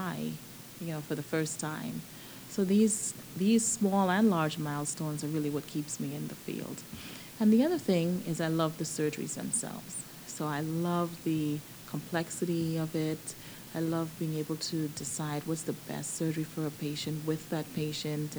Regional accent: Nassau, New Providence, Bahamas; moved away as an adult; also born or lived in Baltimore, Maryland / Southern California; now in Georgia, United States; I was born and raised in Nassau, Bahamas, and I came here for college.

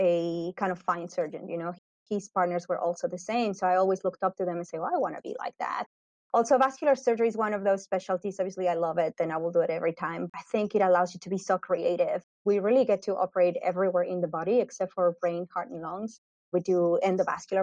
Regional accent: Mexico City, Mexico; moved away as an adult; also born or lived in Guadalajara, Mexico / Atlanta, United States / Florida, United States; now in Winston-Salem, United States; I was born and raised in Mexico City, and then my family and I moved to Guadalajara. So that's where I did med school.

